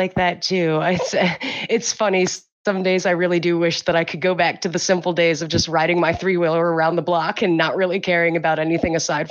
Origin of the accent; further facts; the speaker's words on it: Baltimore, Maryland, United States; I actually grew up in Baltimore. I've pretty much been in and around Baltimore all my life.